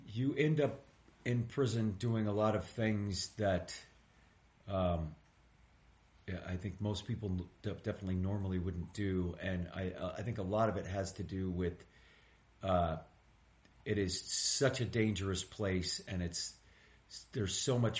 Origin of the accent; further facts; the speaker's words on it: East Bay, California, United States; I grew up in the East Bay